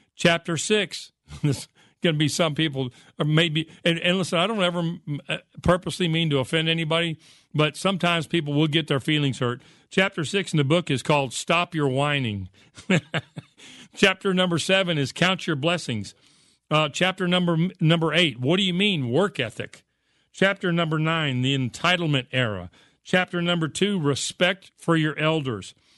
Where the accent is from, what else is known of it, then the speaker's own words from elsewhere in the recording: United States; I grew up in America